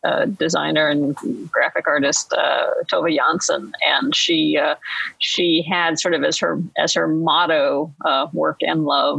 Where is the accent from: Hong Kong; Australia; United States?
United States; Chicago, Illinois; also born or lived in Houston, Texas; I'm from Chicago.